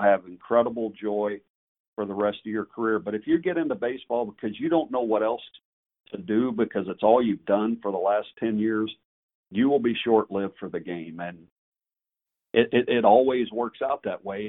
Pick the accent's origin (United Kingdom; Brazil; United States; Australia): United States; Gilmer, Texas; I grew up in Gilmer